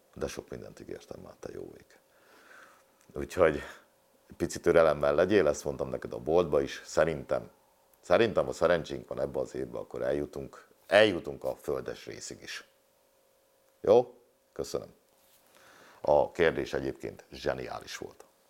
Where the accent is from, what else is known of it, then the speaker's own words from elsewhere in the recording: Hungary; én itt nőttem fel